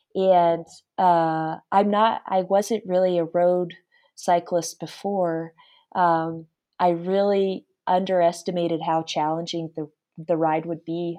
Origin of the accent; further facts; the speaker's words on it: Anchorage, Alaska, United States; I'm from Alaska, I grew up there